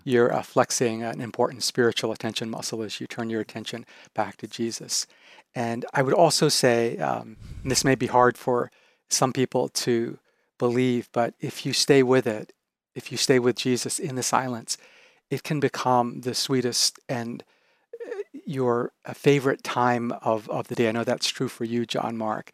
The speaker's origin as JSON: {"language": "English", "country": "Japan", "moved": "yes", "said": "I'm originally from Japan."}